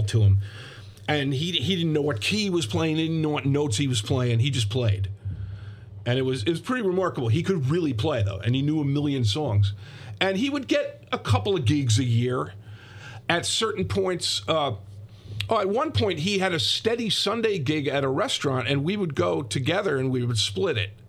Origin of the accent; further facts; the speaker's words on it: Ridgewood, New Jersey, United States; I grew up in Ridgewood, New Jersey